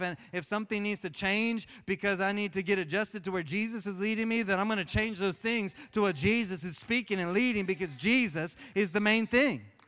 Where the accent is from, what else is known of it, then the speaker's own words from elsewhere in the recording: Oklahoma, United States; I grew up in Oklahoma